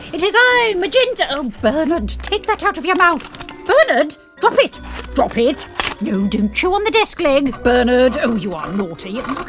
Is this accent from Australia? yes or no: no; United Kingdom; as a Brit